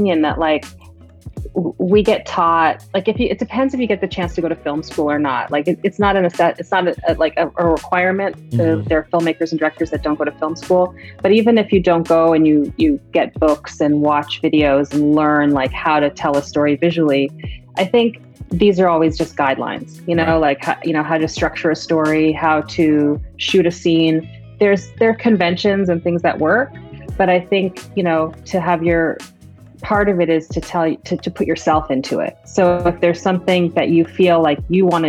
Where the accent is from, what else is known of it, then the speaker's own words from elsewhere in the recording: Canada; I grew up in Canada and I was born there